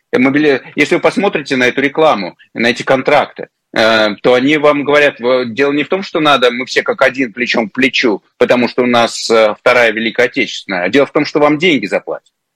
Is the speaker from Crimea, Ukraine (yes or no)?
yes; Crimea, Ukraine; я все детство провел в Крыму, еще советское.